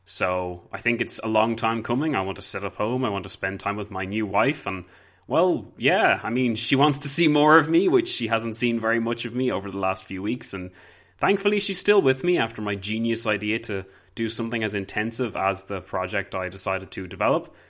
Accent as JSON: {"language": "English", "country": "Ireland", "said": "I'm Irish"}